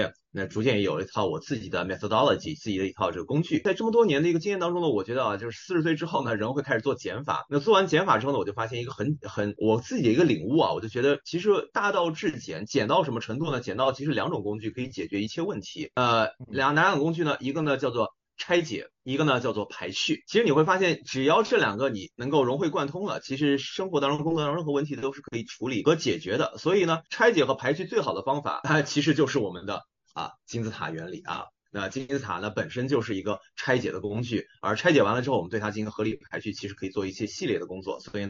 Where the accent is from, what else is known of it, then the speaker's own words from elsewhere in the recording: China; 因为我们举几个很简单的例子，就是我们中国人的菜谱烧菜啊。那一般来说呢，咱们中国的这个文化里面说菜谱烧怎么烧菜呢